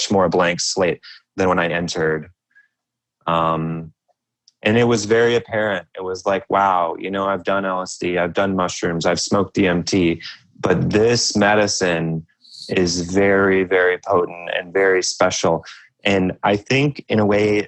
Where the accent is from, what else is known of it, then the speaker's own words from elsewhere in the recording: United States; growing up in America, growing up with a military father